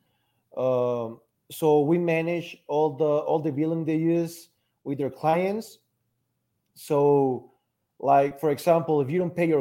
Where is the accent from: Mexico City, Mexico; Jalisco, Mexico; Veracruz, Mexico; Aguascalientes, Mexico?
Aguascalientes, Mexico; I was born here in Aguascalientes, Mexico